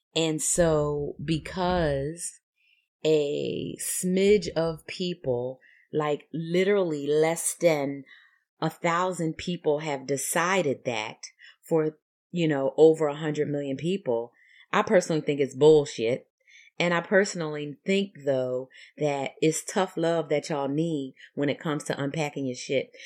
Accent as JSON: {"language": "English", "town": "Philadelphia", "region": "Pennsylvania", "country": "United States", "tie": "born or raised there", "said": "I grew up in Philadelphia in a segregated community"}